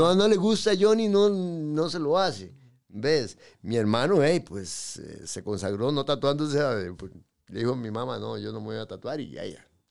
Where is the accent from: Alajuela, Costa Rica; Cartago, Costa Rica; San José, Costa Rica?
San José, Costa Rica; also born or lived in Pérez Zeledón; yo nací en San José 3 de junio.